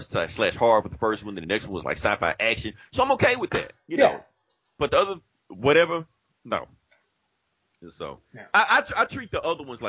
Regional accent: Jackson, United States; this movie was filmed in my hometown.

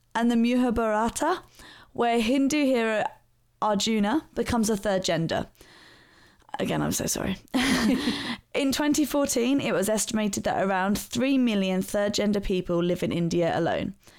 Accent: London, United Kingdom; my hometown, which is South London

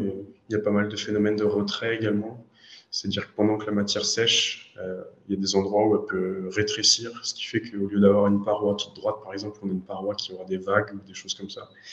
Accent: Orléans, Centre-Val de Loire, France; je suis d'Orléans en France, c'est euh, on va dire 100 km au sud de Paris. je suis né ici, j'ai fait mes études ici

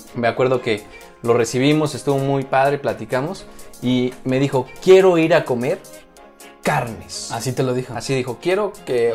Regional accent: central Mexico, Mexico; accent: altiplano; le llaman altiplano, donde estamos prácticamente en el centro. Nosotros nos caracterizamos por hablar a cachole

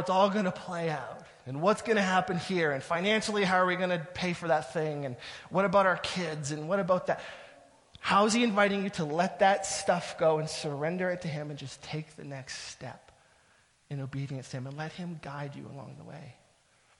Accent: Southern Ontario, Canada; moved away as an adult; now in Ottawa, Canada; We're from Southern Ontario. That's where our family is

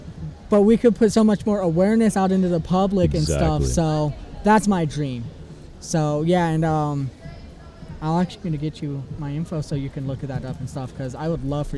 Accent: Ireland; plus I can do the accent perfectly because I'm Irish and it's pretty Irish, close.

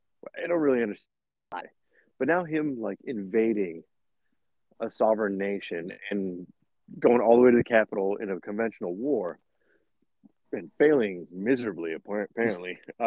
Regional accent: United States; I'm American

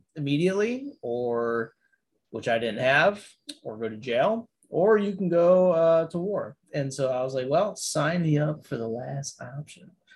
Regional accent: Niagara Falls, New York, United States; I'm from Niagara Falls, New York.

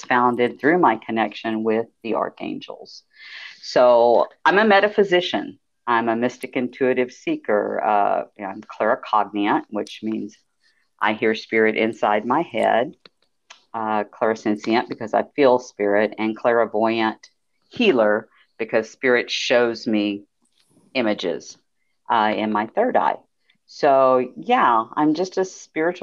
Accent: Houston, Texas, United States; moved away as an adult; now in near San Antonio, United States; I am an old Texas gal. I'm originally from Houston, and I moved to the central Texas area outside of San Antonio back in 2001

